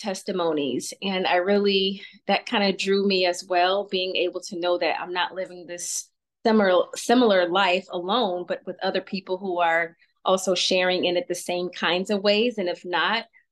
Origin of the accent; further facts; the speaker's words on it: Atlanta, Georgia, United States; we moved from South Georgia to a little bit North Georgia, central, I guess, in Atlanta.